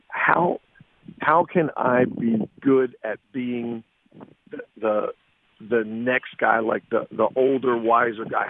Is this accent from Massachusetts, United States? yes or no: no; Philadelphia, Pennsylvania, United States; I grew up in Philly